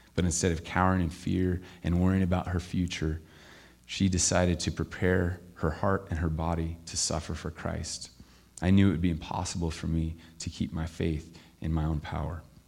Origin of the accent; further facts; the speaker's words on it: Camas, Washington, United States; I'm from Camas, Washington